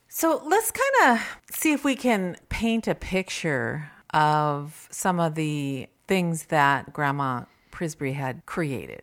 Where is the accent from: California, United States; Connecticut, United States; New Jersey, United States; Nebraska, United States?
California, United States; Simi Valley; also born or lived in Ohio; I am from Simi Valley, born, lived here all my life